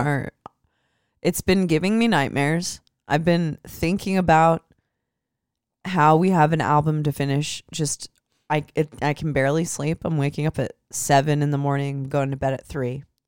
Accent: Midwest, United States; I'm from the Midwest

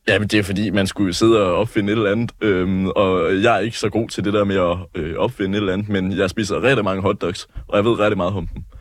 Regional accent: West Funen, near Assens, Southern Denmark, Denmark; also born or lived in Nuuk, Greenland; Jamen, jeg er vokset op på det vilde Vestfyn, øh, lidt uden for Assens, i en landsby, der hedder Turp.

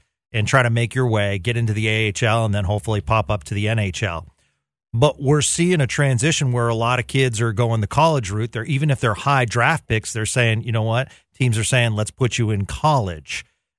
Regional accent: Boston, Massachusetts, United States; I'm from the Boston area, grew up there

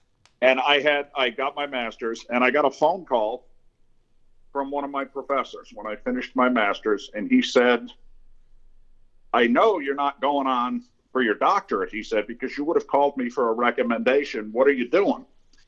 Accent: Fall River, Massachusetts, United States; I was born where I live now in Fall River, Massachusetts. It's a post-industrial city of about 90,000, but I was born in 1957

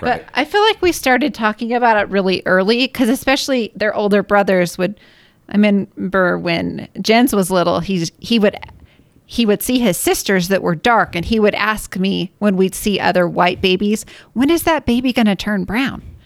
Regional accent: Washington, United States; now in Utah, United States; I grew up in Washington

